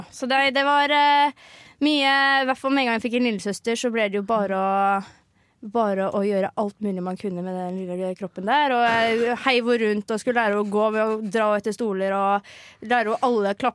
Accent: Agder, Norway; Ja, vi kan jo slå inn det at jeg er fra Sørlandet, men har ikke det eneste vokabulæret i meg som har med Sørlandet å gjøre.

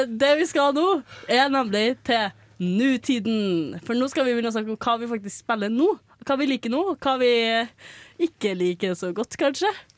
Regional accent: Trøndelag, Norway; i Trøndelagen, eller der jeg kommer fra

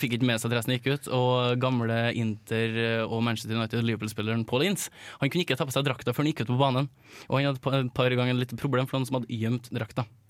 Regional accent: Malvik, Trøndelag, Norway; Jeg er fra Malvik

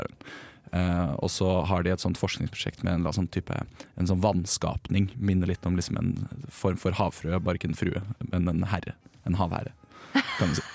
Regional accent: Bærum, Akershus, Norway; moved away; min lokalavis hjemme i Bærumsland

